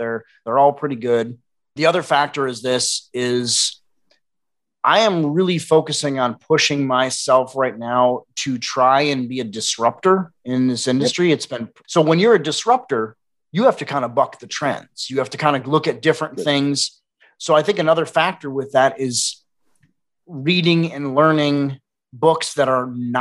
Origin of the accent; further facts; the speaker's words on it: Wisconsin, United States; now in Austin, United States; I'm also from the Midwest. I'm a Wisconsin boy.